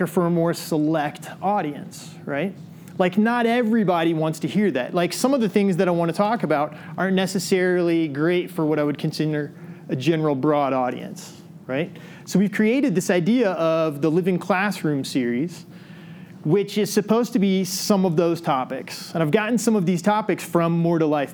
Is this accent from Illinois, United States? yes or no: yes; Illinois, United States; moved away; I grew up in Illinois